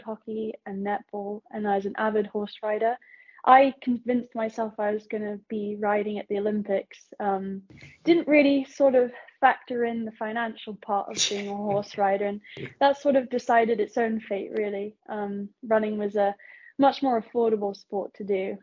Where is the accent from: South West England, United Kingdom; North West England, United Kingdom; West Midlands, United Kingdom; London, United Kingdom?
South West England, United Kingdom; Plymouth; moved away as an adult; also born or lived in United States; I was born and raised in Plymouth in the lovely county of Devon